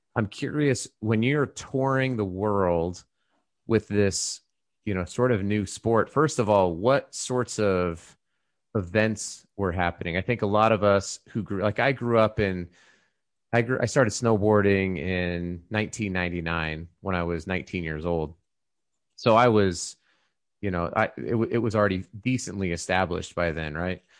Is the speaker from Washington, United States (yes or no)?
no; Colorado, United States; we grew up in Colorado